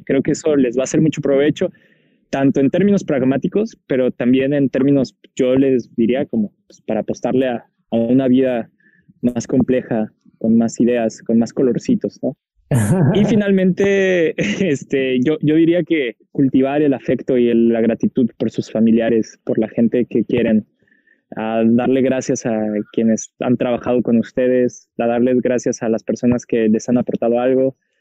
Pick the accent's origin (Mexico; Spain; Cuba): Mexico; Guadalajara, Jalisco; moved away; soy de Guadalajara